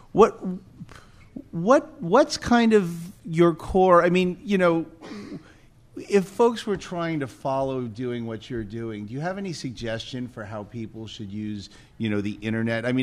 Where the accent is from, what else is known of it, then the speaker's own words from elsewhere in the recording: North Carolina, United States; So I'm from North Carolina